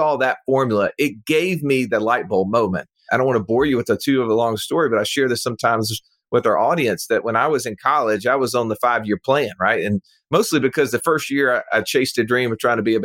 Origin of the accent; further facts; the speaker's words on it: Birmingham, Alabama, United States; this individual lives in my hometown